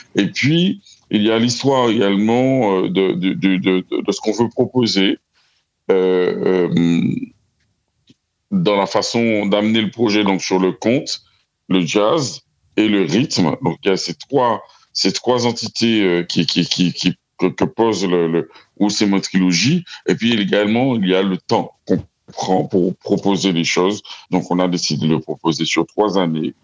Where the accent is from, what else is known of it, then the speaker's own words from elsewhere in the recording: Martinique; je suis Antillais, je suis Caribéen, je suis Martiniquais. Je suis issu, euh, de, de l'île de la Martinique